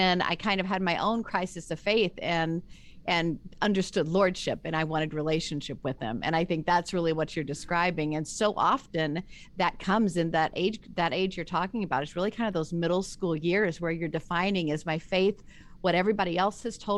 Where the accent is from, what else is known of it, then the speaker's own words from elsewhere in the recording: Memphis, Tennessee, United States; I grew up in the South too. I don't know if you knew that, but I grew up in Memphis.